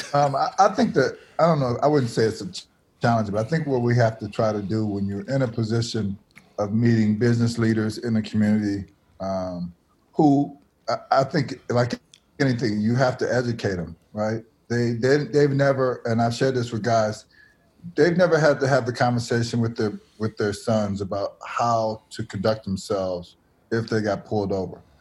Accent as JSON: {"language": "English", "town": "Milwaukee", "region": "Wisconsin", "country": "United States", "tie": "born or raised there", "said": "a school I went to, Milwaukee Public School"}